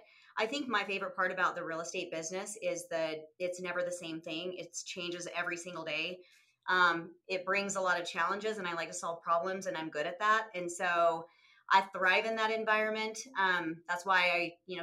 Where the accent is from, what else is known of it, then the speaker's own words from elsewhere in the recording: St. George, Utah, United States; moved away as an adult; also born or lived in Salt Lake City, Utah; I'm from Utah. I was born and raised down in southern Utah, down near Lake St. George, and moved to Salt Lake about 28 years ago.